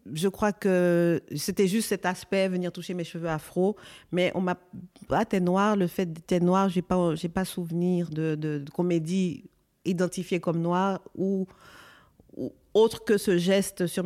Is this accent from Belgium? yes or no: yes; Belgium; je sais que quand j'étais petite en Belgique, c'était, euh, on nous appelait les singes à l'école.